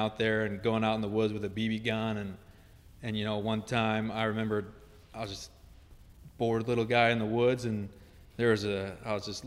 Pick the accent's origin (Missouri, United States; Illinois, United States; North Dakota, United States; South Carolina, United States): Missouri, United States; New Melle; I grew up actually in New Melle, Missouri